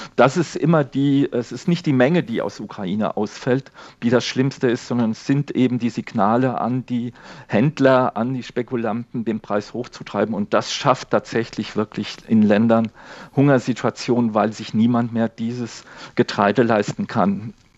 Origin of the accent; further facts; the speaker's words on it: Spain; now in Germany; mein Heimatland Spanien